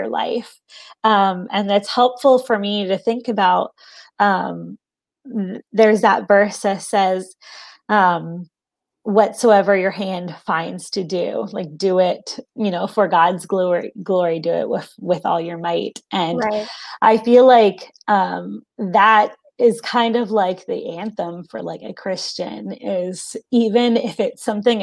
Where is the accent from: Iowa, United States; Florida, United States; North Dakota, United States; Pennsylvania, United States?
Pennsylvania, United States; Philadelphia; I grew up in the Philadelphia area in the Northeast